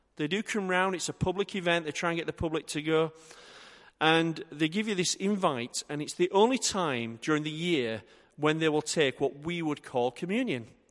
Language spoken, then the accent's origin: English; Yorkshire and the Humber, United Kingdom; I'm from Yorkshire